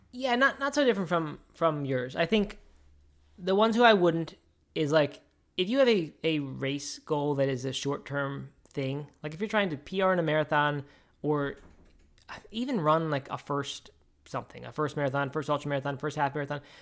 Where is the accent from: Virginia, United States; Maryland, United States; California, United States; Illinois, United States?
Maryland, United States; Baltimore; When I was a kid, I grew up in Baltimore